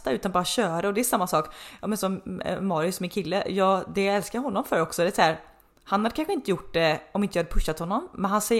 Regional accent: Uddevalla, Västra Götaland, Sweden; från Uddevalla. Det var så här, men den dagen vi, vi fick liksom också visa lite våra smultronställen där vi växte upp

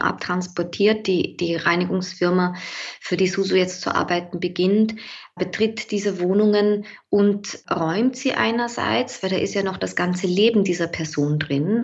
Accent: St. Pölten, Lower Austria, Austria; now in Vienna, Austria; 1980 geboren in St. Pölten, das ist in Niederösterreich äh, relativ nah bei Wien, aber schon recht lange in Wien lebend

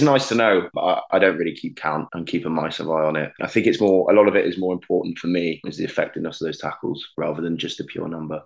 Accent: Hereford, West Midlands, United Kingdom; moved away; also born or lived in Cardiff; I'm from Hereford, which is, you know, as you know, just across the border.

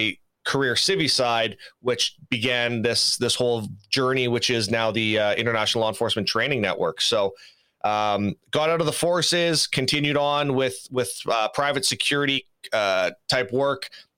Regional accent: Saskatoon, Saskatchewan, Canada; I'm originally from Saskatoon, Saskatchewan, so I'm a Canadian boy, born and raised

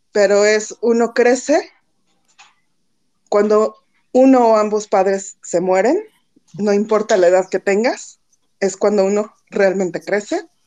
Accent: Mexico City, Mexico; born there; now in Xalapa, Mexico; Yo vivo ahora en Veracruz, bueno, en Jalapa, Veracruz, pero nací en DF y todas mis vacaciones y todo fueron en el DF

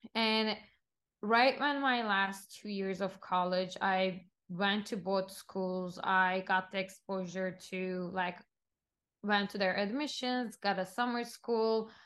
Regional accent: Istanbul, Turkey; moved away as an adult; also born or lived in Los Angeles; now in New York, United States; I'm Turkish, born and raised in Istanbul, Turkey, and been in the States for the past decade, I would say almost

